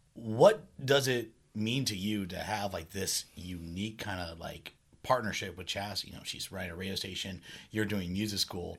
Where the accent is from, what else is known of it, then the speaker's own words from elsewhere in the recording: Redwood City, California, United States; I love my hometown